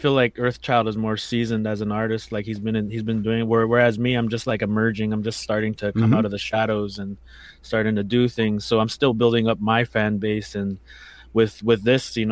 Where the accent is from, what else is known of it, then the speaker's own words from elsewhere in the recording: Chisasibi, Quebec, Canada; also born or lived in Manitoba; I'm originally from Manitoba, but I've been living in the Cree Nation of Chisasibi for most of my life. That's in the northern Quebec.